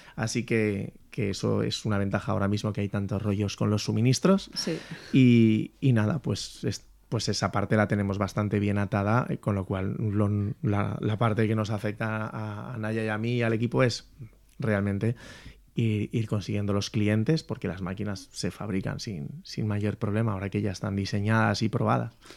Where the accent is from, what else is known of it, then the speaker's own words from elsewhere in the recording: Valencia, Valencian Community, Spain; Yo, yo soy de Valencia